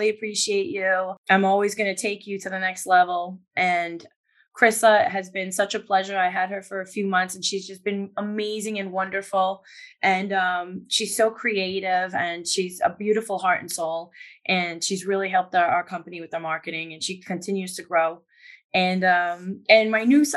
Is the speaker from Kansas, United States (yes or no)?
no; New York, United States; I'm a New Yorker